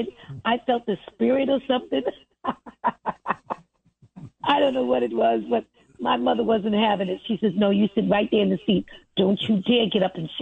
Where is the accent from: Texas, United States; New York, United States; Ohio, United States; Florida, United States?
New York, United States; New York City; I grew up in Brooklyn, Bed-Stuyvesant.